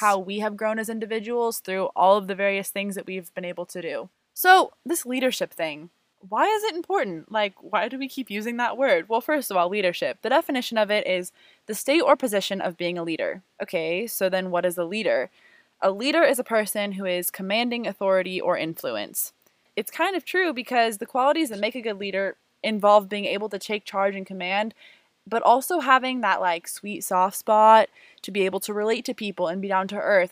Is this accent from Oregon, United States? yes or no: yes; Portland, Oregon, United States; now in Las Vegas, United States; I grew up in Portland, Oregon, and i am a current UNLV student